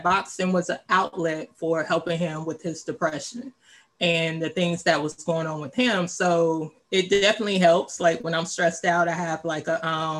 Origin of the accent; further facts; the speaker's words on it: Louisiana, United States; moved away as an adult; also born or lived in Dallas, Texas / Washington, District of Columbia, United States / Virginia; now in Maryland, United States; I'm originally from Louisiana, went to college in Dallas. I moved to the DMV area in 2003. I've been here ever since.